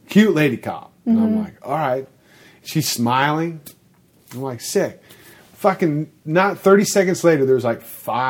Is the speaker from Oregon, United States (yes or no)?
no; Texas, United States; also born or lived in Austin; I'm from Texas.